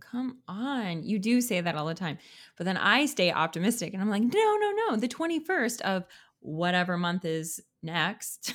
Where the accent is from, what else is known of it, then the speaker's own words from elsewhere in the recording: Canada; I'm a Canadian